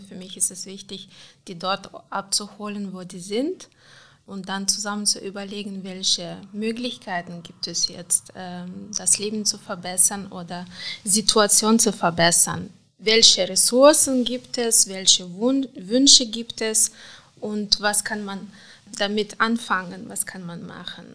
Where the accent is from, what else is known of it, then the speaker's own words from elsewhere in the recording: Moldova; German is a second language; moved away as an adult; also born or lived in Cologne, Germany; now in Aachen, Germany; Ich bin in Moldawien geboren, also äh, einfach 1980, das war noch ganz anderes Land, da war noch Sowjetunion